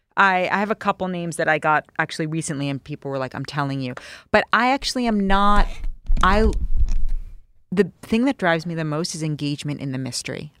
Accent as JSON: {"language": "English", "town": "New York City", "region": "New York", "country": "United States", "tie": "born or raised there", "said": "I grew up in New York City."}